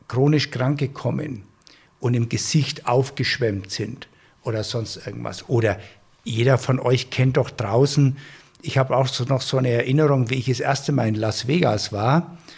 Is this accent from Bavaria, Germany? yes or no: yes; Bavaria, Germany; Ich komme ja aus Franken oder du kannst auch nach Oberbayern gehen. Und wenn du auf dem Land wohnst, ich komme ja von einem Bauernhof und wir haben selber immer geschlachtet.